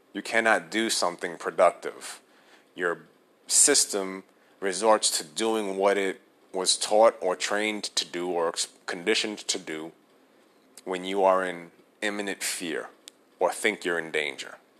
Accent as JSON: {"language": "English", "town": "New York City", "region": "New York", "country": "United States", "tie": "born or raised there", "moved": "yes", "lives_now": "New Jersey, United States", "said": "Born and raised in New York City, I currently live in New Jersey."}